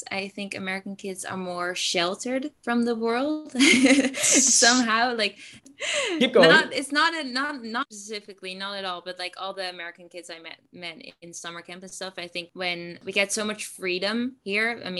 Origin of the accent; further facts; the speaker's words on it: Zutphen, Gelderland, Netherlands; English is a second language; I am uh, 17 years old and I'm from the Netherlands